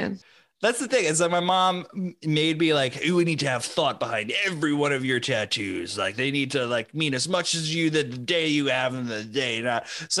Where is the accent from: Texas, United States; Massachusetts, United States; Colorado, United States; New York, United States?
New York, United States; born there; because I was born on Long Island. So like the Fire Island Lighthouse is something that's like tied to my memory.